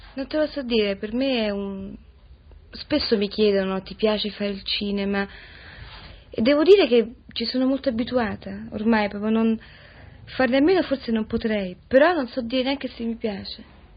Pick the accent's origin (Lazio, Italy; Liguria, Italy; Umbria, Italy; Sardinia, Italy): Lazio, Italy; Rome; ho sempre vissuto a Roma, certo da bambina molto piccola